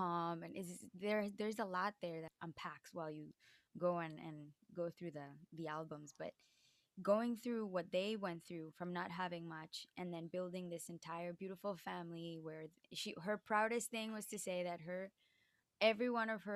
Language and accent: English; La Guajira, Colombia; moved away as an adult; also born or lived in Boston; now in New York, United States; people can confuse my accent from there as well. And even more, I grew up speaking English because my dad worked for a mining company